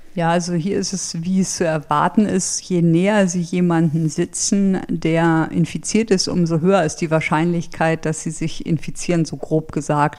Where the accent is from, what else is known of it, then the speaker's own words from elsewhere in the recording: Germany; kam ich mir als Deutscher, sage ich mal, wirklich blöd vor